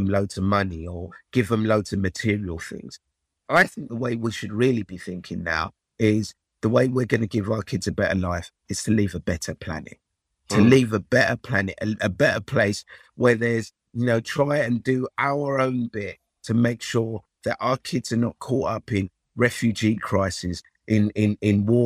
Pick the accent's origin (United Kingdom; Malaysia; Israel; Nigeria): Nigeria; moved away; I was born in Nigeria, and you know, my family are from Africa